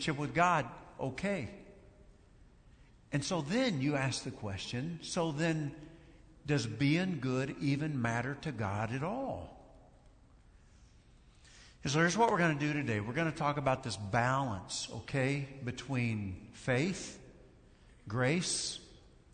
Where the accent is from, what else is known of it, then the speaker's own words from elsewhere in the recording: Kentucky, United States; moved away; my home state